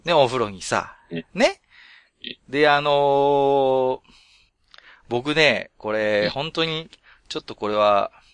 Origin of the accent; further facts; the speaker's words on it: Tohoku, Japan; 私も東北の人間なんで